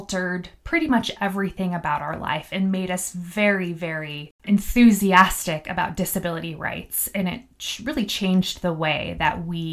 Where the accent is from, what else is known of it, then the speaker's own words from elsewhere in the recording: Missoula, Montana, United States; also born or lived in Clancy, Montana; I was born and raised in Missoula, Montana